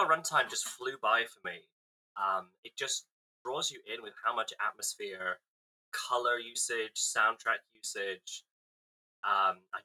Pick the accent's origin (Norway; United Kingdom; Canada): United Kingdom; I'm British